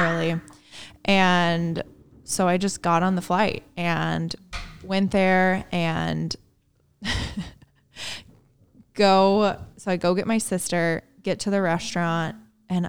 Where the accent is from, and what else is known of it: Indiana, United States; born or raised there; moved away